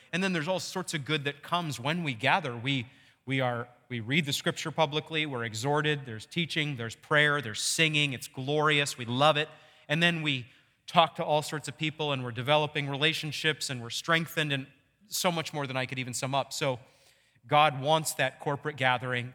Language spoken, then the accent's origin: English; Maine, United States; when I was growing up in Maine